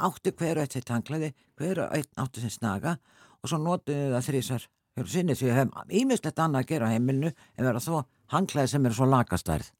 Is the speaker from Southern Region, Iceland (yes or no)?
yes; Selfoss, Southern Region, Iceland; ég, náttúrulega frá Selfoss